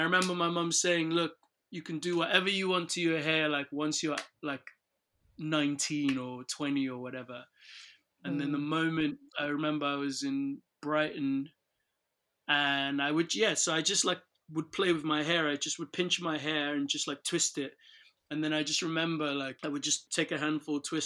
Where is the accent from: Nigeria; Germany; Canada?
Nigeria; moved away; growing up in Nigeria